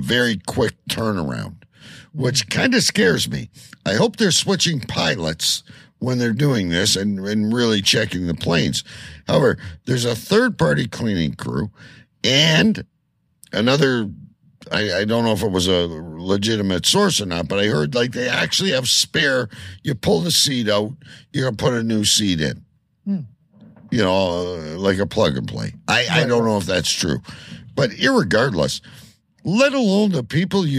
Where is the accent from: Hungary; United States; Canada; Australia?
Canada